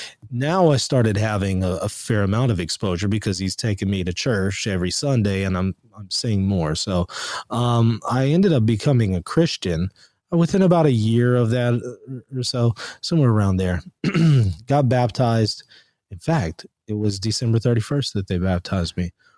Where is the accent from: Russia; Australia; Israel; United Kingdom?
Israel; also born or lived in Louisiana, United States; now in United States; I was born here in the United States in Louisiana, but really early on, 2 years old, my mother and father moved us to Israel